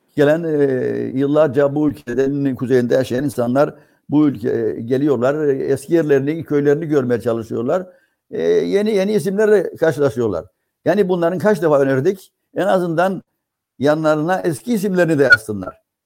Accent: Cyprus; bizim Kıbrıslılar

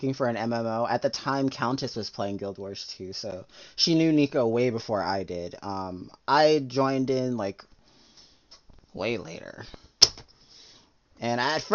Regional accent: Florida, United States; growing up in Florida

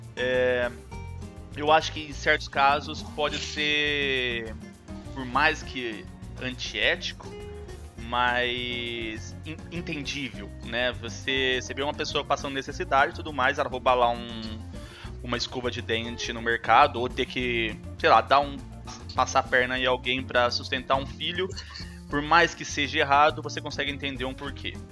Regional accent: Brazil; now in Canada; eu sou brasileiro

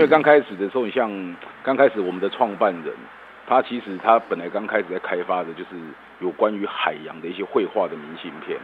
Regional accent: Yilan County, Taiwan; 因为我们宜兰人

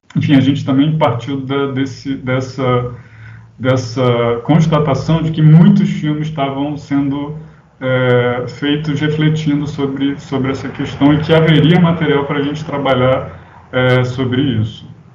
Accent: Rio de Janeiro, Brazil; Eu sou aqui do Rio

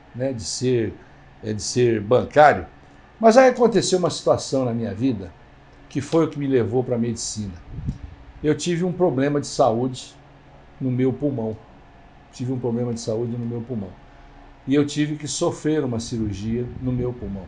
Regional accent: São Simão, São Paulo, Brazil; moved away as an adult; na minha cidade pequena, lá em São Simão.

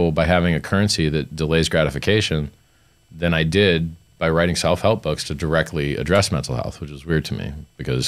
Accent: Fort Lauderdale, Florida, United States; I grew up in Fort Lauderdale.

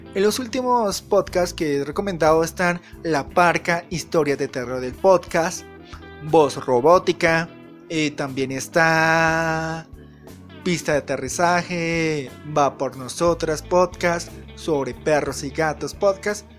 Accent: Colombia; en mi país, que vivo en Colombia

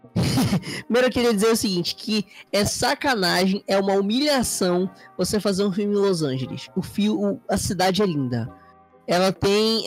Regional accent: Manaus, Amazonas, Brazil; aqui em Manaus

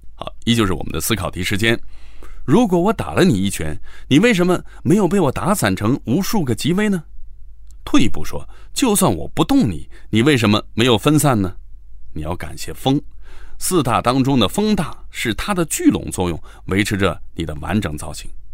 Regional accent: China; 我们中国人相比之下就不太爱较真儿，也更喜欢世俗生活

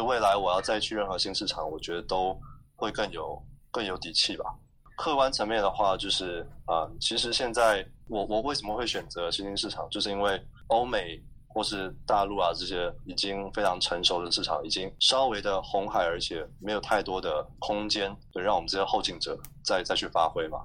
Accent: Taiwan; moved away as an adult; now in Indonesia; 我们可能在台湾长大的时候

